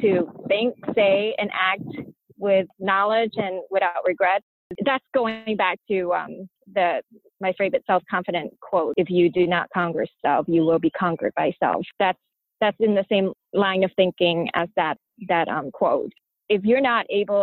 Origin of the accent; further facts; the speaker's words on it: United States; also born or lived in Pailin, Cambodia; I grew up in America